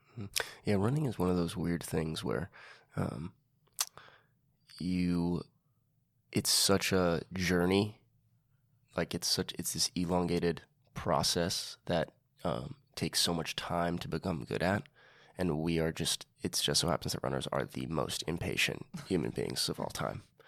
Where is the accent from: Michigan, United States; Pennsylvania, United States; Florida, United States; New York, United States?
New York, United States; New York City; I grew up in Inwood